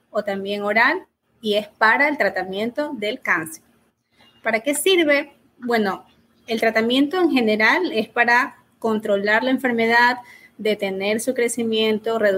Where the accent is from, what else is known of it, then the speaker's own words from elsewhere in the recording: Ecuador; Me formé aquí en, en mi país, en Ecuador, médico de la Universidad Católica y el posgrado lo hice en la Universidad de Guayaquil.